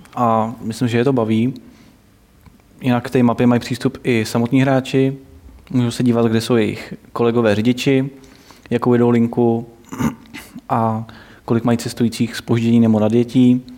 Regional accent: Plzeň, Plzeň Region, Czechia; já jsem z Plzně

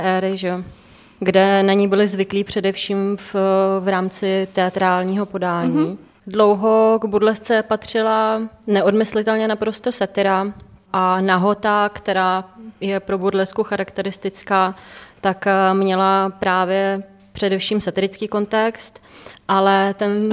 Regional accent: Czechia; u nás v Čechách

